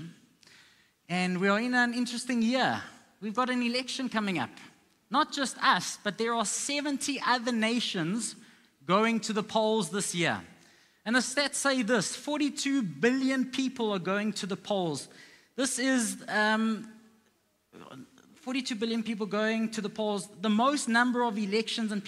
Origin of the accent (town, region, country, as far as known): South Africa